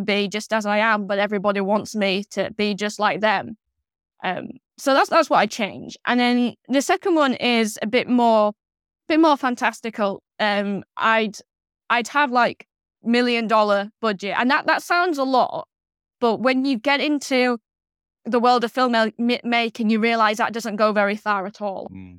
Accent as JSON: {"language": "English", "region": "Yorkshire and the Humber", "country": "United Kingdom", "said": "So because I was from Yorkshire, you know, I could be sort of the northern one."}